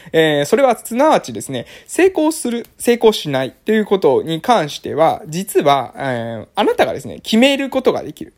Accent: a village on Amami Oshima, Kagoshima, Japan; moved away; also born or lived in Fukuoka; 今は、え鹿児島県の奄美大島の某村で、え地域おこし協力隊をしてます。で、地域おこし協力隊しているこの村というのは私の地元ですね。私の出身地

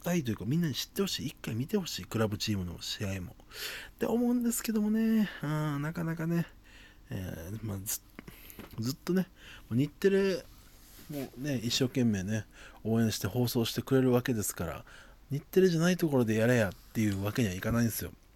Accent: Okinawa, Japan; 沖縄で生まれてずっと住んでいる

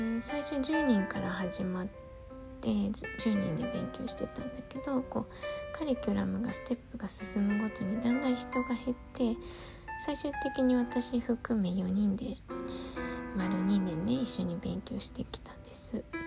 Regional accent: Gunma, Japan; moved away as an adult; ほとんど二十歳まで群馬にいましたけど出てからはねあんまり行かないですね

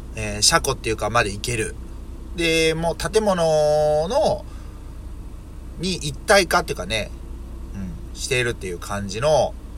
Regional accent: Yokkaichi, Mie, Japan

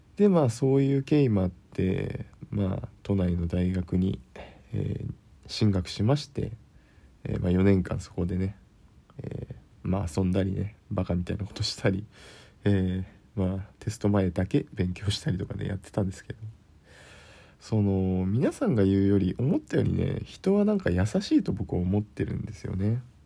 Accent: Kyushu, Japan; moved away as an adult; also born or lived in Tokyo, Japan; now in Tohoku, Japan; 僕のね故郷である生まれ育った九州なんですけども

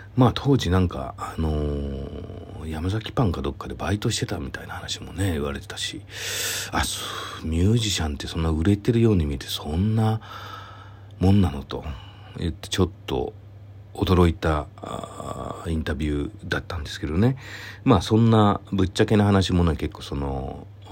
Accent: Nara, Japan; moved away as an adult; also born or lived in Asagaya, Tokyo; now in Tokyo, Japan; 奈良県から出てきて

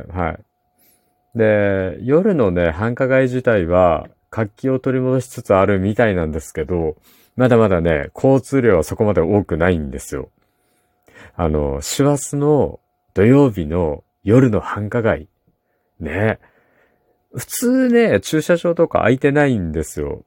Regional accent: Kumamoto, Japan; 私の地元の熊本

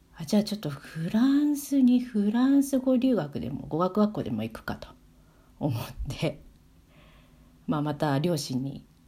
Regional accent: Tokyo, Japan; moved away as an adult; also born or lived in Wales; now in Sweden; 私あの東京の渋谷出身だったので

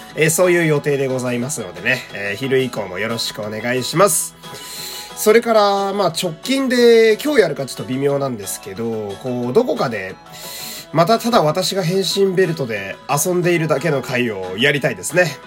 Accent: Fukui, Japan; 一応私、地元福井県なんですけど

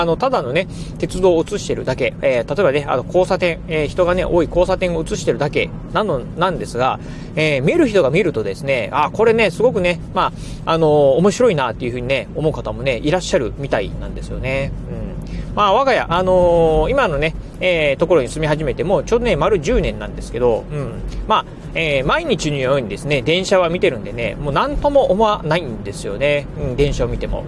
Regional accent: Kochi, Japan; 南国高知でね、生まれ育って

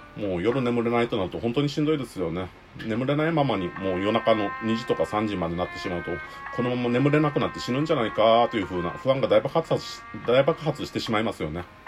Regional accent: Okinawa, Japan; accent: Okinawan intonation; 僕はもう生まれも育ちもうちなですね。

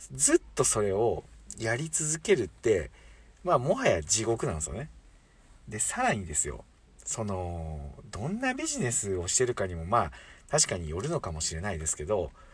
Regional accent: Hiroshima, Japan; accent: Hiroshima dialect; 今広島弁が出ましたけど

